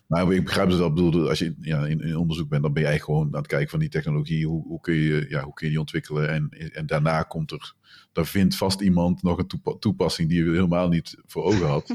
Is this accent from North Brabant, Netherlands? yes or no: yes; North Brabant, Netherlands; ik kom uit Brabant